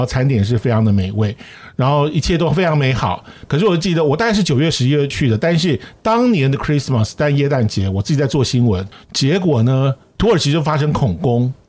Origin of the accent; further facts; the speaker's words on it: Zhongli, Taoyuan, Taiwan; 我老家算是桃园中立